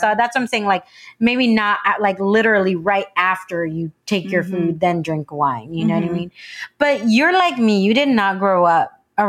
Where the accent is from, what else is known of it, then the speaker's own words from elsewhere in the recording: San Diego, California, United States; I grew up in San Diego